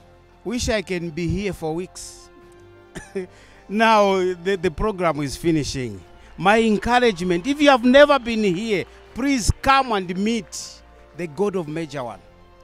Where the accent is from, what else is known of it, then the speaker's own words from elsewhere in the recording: Kitwe, Copperbelt Province, Zambia; coming from Zambia.